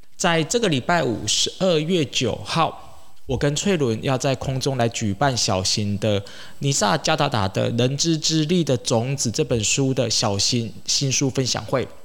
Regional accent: Taiwan; 像我们台湾人

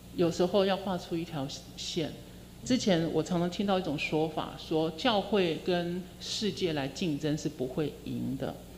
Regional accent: southern Taiwan, Taiwan; 因为我是南部的人

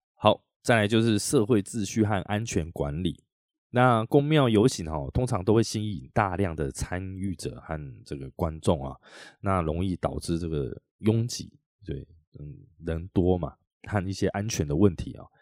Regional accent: Taiwan; 在我们台湾，我们台湾人

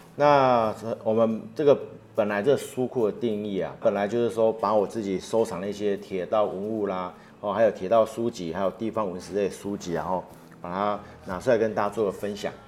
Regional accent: Ruisui, Hualien County, Taiwan; 我们老家住瑞穗

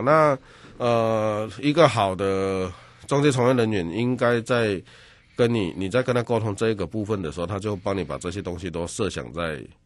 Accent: Yunlin County, Taiwan; 我本身是云林人

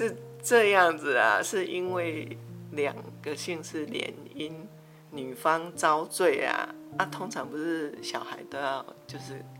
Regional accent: Taiwan; 那是我刚结婚的时候，啊，因为我是闽南人。对客家也不太了解，虽然我们只是隔了一条新湖尾溪

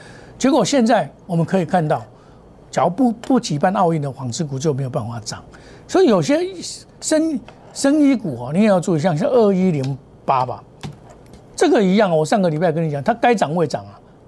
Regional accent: Taiwan; 所以我们台湾人的自助能力很强

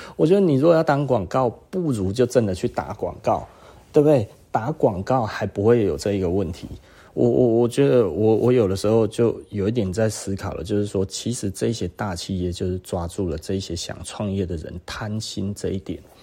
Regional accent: Taiwan; 我们台湾人

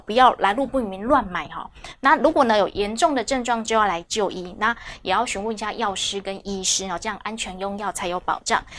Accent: Taiwan; 我们台湾人

